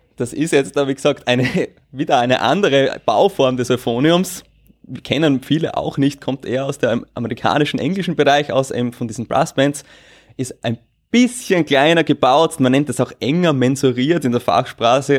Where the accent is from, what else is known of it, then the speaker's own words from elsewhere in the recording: Austria; Bei uns in Österreich